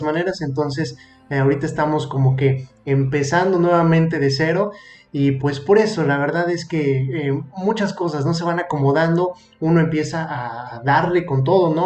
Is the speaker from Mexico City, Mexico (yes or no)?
yes; Mexico City, Mexico; moved away as an adult; now in Mérida, Mexico; yo soy de Ciudad de México